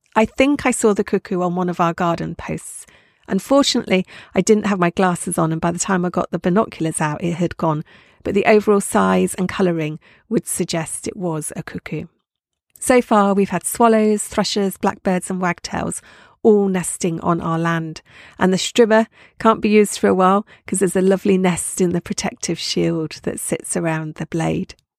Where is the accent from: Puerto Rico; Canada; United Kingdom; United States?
United Kingdom; Dorset, South West England; now in Isle of Skye, United Kingdom; Brought up in Dorset